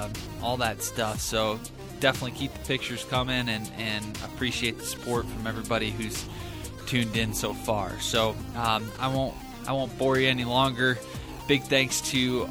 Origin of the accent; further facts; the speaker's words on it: Michigan, United States; moved away as an adult; now in Colorado, United States; as a Michigander whitetail hunter at heart, coming from my roots